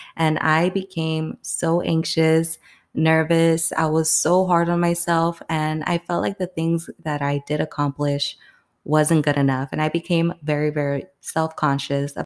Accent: Palm Springs, California, United States; moved away as an adult; now in New York City, United States; I'm from Palm Springs, California, and I currently live in New York City right now

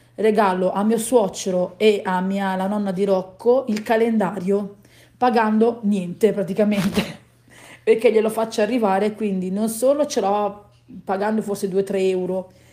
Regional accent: Southern Italy, Italy; noi che siamo terroni

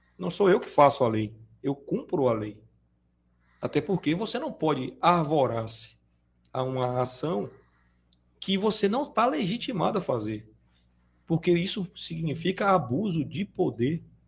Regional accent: Salvador, Bahia, Brazil; Eu vim é, da periferia de Salvador.

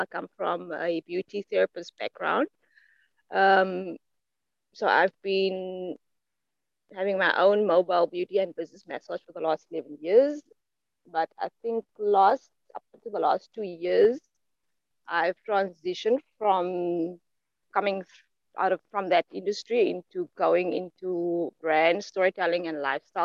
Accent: Grabouw, Western Cape, South Africa; I was born and raised in the Western Cape, which used to be the Western province of South Africa, in a small apple farming town called Crabow, Elgin

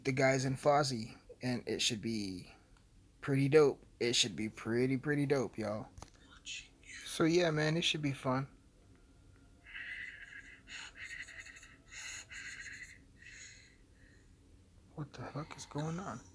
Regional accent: Alamosa, Colorado, United States; my hometown has this, like, local stage

